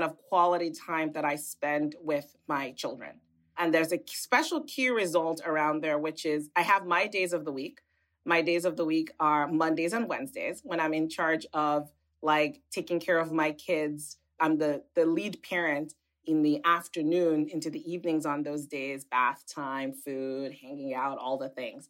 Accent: Nigeria; moved away; also born or lived in United Kingdom / United States; as a little girl growing up in Nigeria

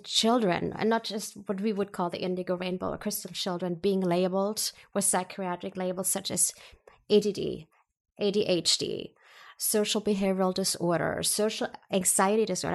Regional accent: Germany; moved away; I was born and raised in Germany

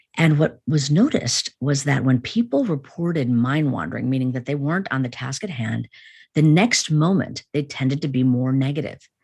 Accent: Chicago, Illinois, United States; I grew up in an Indian family in the United States, in, in Chicago

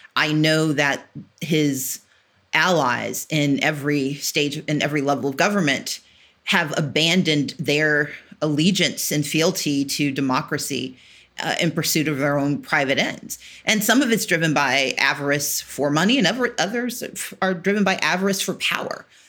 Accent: American South, United States; I grew up in the South of, you know, American South

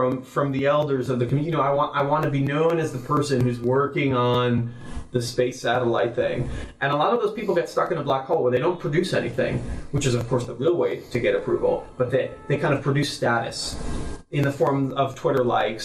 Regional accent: Israel; moved away as an adult; also born or lived in Jerusalem, Israel; now in San Francisco, United States; I grew up in Israel

